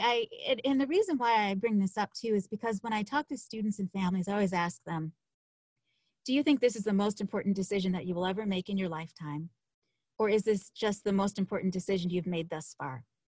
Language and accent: English; Buffalo, New York, United States; moved away as an adult; I'm from Buffalo, New York